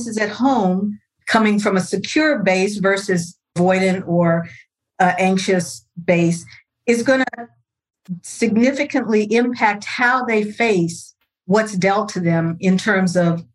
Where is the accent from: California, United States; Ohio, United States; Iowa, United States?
California, United States; Los Angeles; I'm born and raised in Los Angeles, California, what we now call South Central.